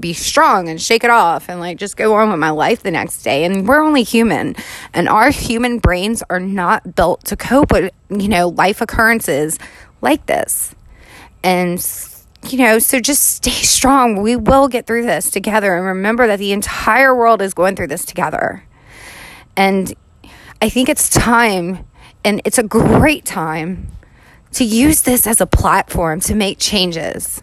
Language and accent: English; New Orleans, Louisiana, United States; I am down here in New Orleans where I'm born and raised